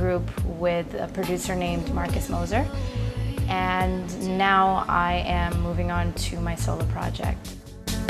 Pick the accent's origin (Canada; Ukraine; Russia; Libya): Libya; also born or lived in Pakistan; now in New York City, United States; I was born in Libya, but my parents are actually from Pakistan, both of them.